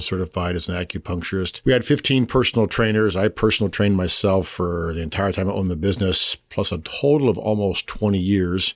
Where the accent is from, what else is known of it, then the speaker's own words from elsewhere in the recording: Pasco, Washington, United States; moved away as an adult; also born or lived in California / Huntington Beach; now in Spokane, United States; I grew up in Pasco